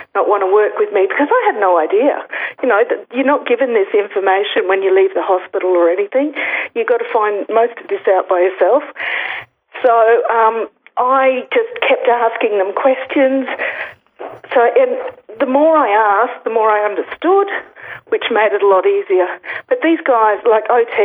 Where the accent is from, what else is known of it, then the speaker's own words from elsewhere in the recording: Alice Springs, Northern Territory, Australia; moved away; I'm originally from Alice